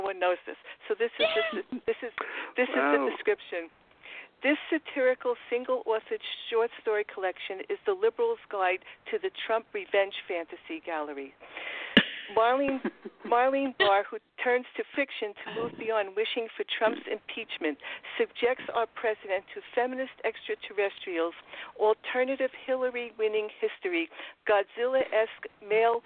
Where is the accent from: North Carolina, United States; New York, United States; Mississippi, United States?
New York, United States; New York City; I'm from Queens. I grew up in Forest Hills